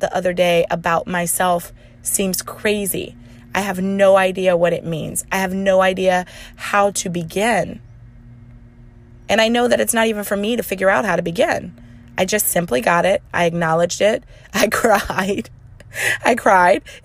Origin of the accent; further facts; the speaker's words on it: the Bible Belt, United States; I'm from the Bible Belt